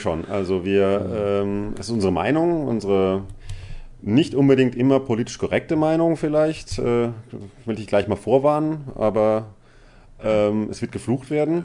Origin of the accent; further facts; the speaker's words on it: Baden-Württemberg, Germany; ich komme nicht aus dem Pott. Ähm, ich äh, komme aus Baden-Württemberg ursprünglich